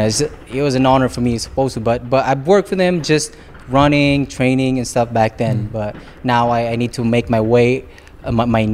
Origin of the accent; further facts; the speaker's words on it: Philippines; now in Los Angeles, United States; he's Filipino, we're the same, you know, country, and we even speak the same dialect